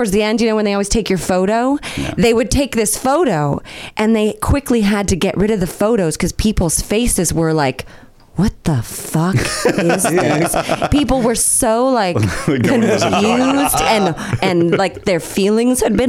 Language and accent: English; Northern California, United States; I grew up in Northern California